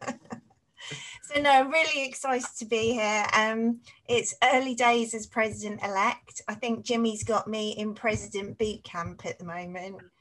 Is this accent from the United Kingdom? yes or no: yes; Cambridge, East of England, United Kingdom; also born or lived in Saffron Walden / Stapleford; I was actually born in Cambridge in East Anglia, so it's in the east of England